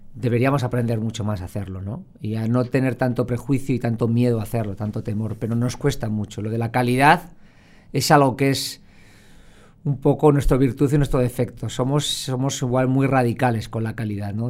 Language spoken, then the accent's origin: Spanish; Spain